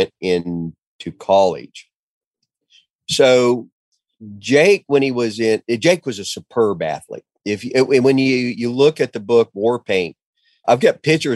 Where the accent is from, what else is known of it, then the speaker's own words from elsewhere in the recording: Ponca City, Oklahoma, United States; I moved back home to Ponca City, Oklahoma.